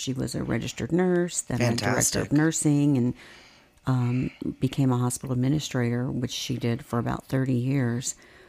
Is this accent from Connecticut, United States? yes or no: yes; Connecticut, United States; born there; So I was born in Connecticut.